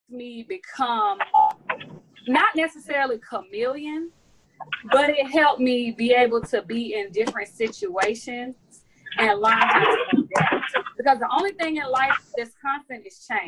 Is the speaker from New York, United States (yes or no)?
no; Riverdale, Georgia, United States; I grew up in Riverdale